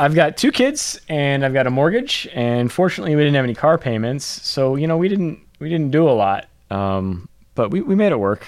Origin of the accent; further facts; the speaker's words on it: Moline, Illinois, United States; moved away as an adult; also born or lived in Champaign-Urbana, Illinois; now in Cincinnati, United States; I'm from Illinois originally. So I was introduced in my hometown of Moline, Illinois